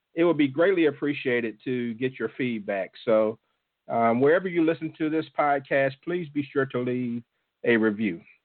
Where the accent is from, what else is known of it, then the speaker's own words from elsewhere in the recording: Jackson, Mississippi, United States; my hometown of Jackson, Mississippi